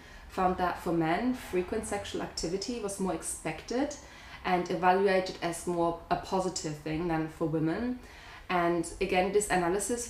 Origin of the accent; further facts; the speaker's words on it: Germany; growing up in Germany